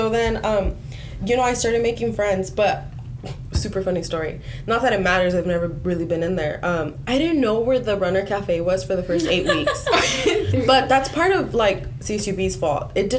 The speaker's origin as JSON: {"language": "English", "town": "McFarland", "region": "California", "country": "United States", "said": "I'm from McFarland"}